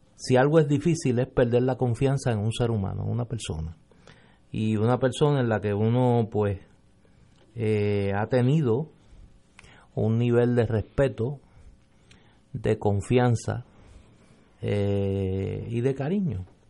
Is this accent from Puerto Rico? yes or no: yes; Puerto Rico; somos los puertorriqueños